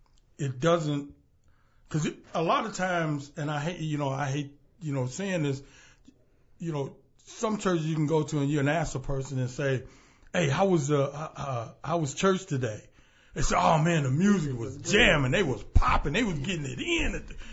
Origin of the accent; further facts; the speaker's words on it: Jackson, Mississippi, United States; Well, I'm from Jackson, Mississippi.